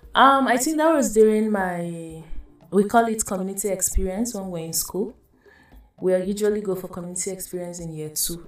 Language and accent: English; Adamawa, Nigeria; I'm from Adamawa State. I'm Baza by tribe